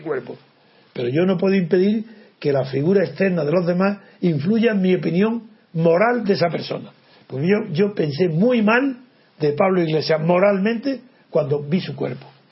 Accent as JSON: {"language": "Spanish", "town": "Órgiva", "region": "Andalusia", "country": "Spain", "said": "el cura de mi pueblo, de Órgiva"}